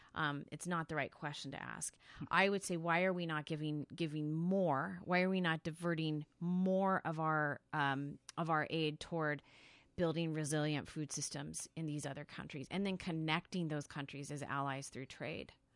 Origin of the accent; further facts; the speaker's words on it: Salinas, California, United States; moved away; where I grew up in California